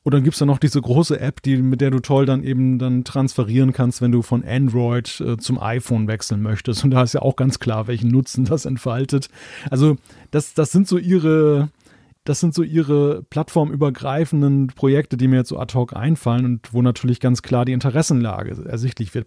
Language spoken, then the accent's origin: German; Germany; jetzt als Deutscher